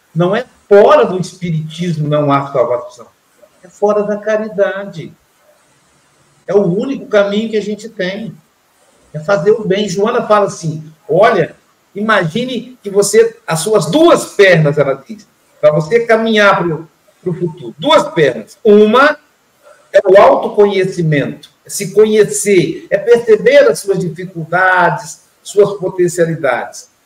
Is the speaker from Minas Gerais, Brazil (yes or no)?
yes; Minas Gerais, Brazil; Eu sou mineiro, estou aqui na praia